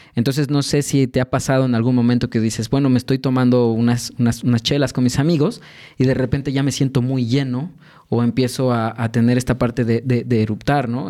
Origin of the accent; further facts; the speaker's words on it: Mexico City, Mexico; soy originario de la Ciudad de México, particularmente de, Santa Fe